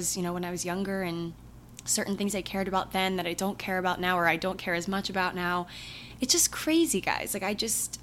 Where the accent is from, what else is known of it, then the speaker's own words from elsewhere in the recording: hometown of Merriweather Post Pavilion, Maryland, United States; moved away; Meriwether Post Pavilion, which is a very popular concert venue in my hometown